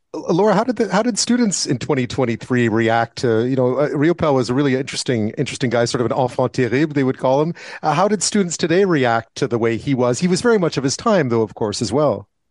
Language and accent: English; Montreal, Quebec, Canada; moved away; growing up in Montreal